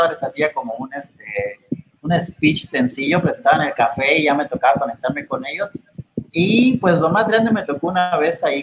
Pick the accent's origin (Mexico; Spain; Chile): Mexico; Chiapas; como soy de Chiapas